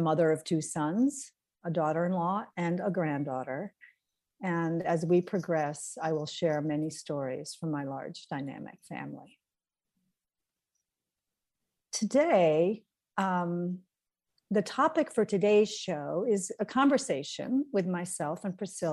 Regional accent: St. Johnsbury, Vermont, United States; moved away as an adult; also born or lived in Los Angeles, California / Burlington, Vermont; I was raised in St. Johnsbury, Vermont, which is in the northeastern corner of Vermont

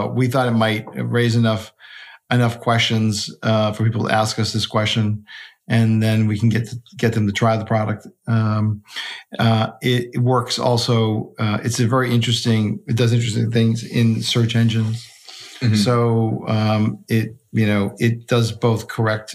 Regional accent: Boston, Massachusetts, United States; I grew up in Boston

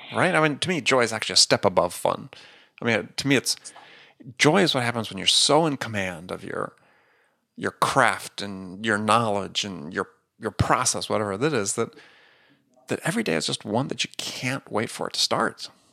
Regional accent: Wisconsin, United States; I grew up in Wisconsin, I was a big Green Bay Packer fan

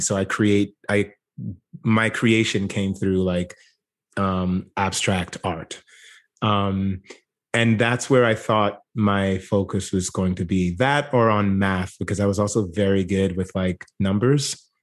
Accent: Jamaica; now in United States; growing up in Jamaica, I would be what Americans would consider poor

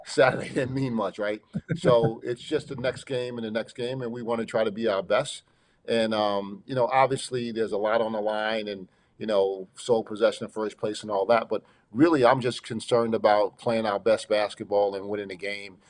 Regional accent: Long Island, New York, United States; I'm from Long Island. I'm a New Yorker

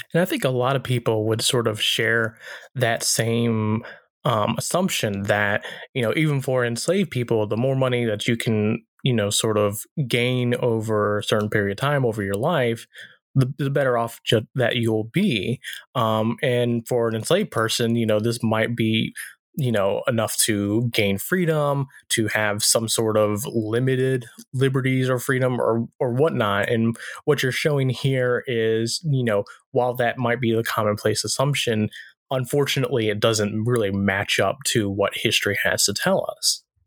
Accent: the South, United States; growing up in the South

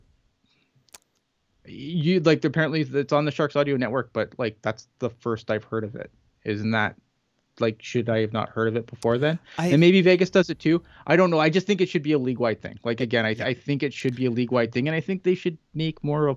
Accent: Canada; I'm Canadian

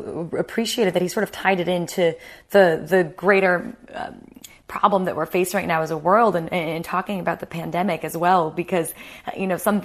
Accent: United States; moved away as an adult; now in United Kingdom; I'm American

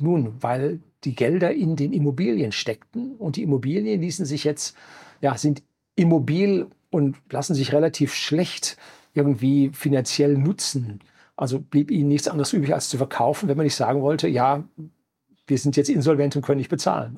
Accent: Germany; bei uns in Deutschland

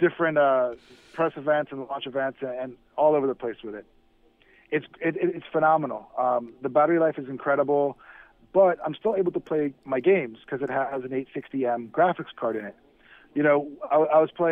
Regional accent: Miami, Florida, United States; I'm from Miami, guys, so there's a word that we like to throw around often down here

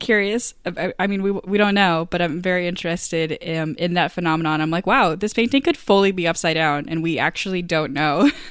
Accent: Maine, United States; moved away as an adult; also born or lived in Boston; I'm from Maine

